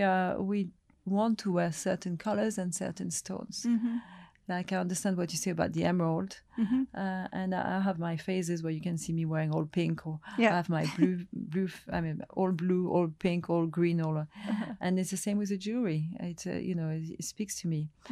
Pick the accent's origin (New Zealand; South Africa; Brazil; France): France; Gascony; also born or lived in Africa; So, and I come from Gascony, and it's somewhere where I love to go.